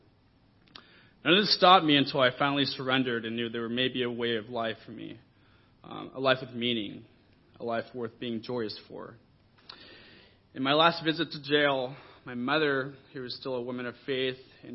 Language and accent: English; Orange County, California, United States; I was raised in church and scripture in Orange County as a kingdom kid